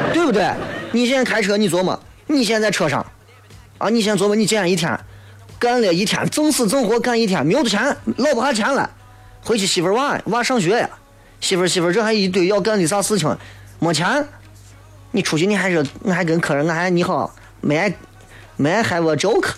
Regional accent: Xi'an, Shaanxi, China; 俺西安人

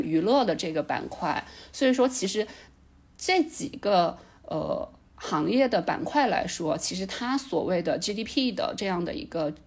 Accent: China; 我作为一个中国人

